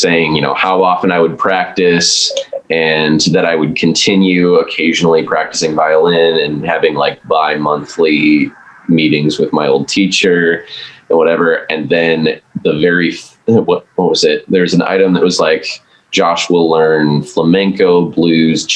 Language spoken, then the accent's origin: English; just west of Milwaukee, Wisconsin, United States; now in Nashville, United States; I grew up in Wisconsin, just west of Milwaukee.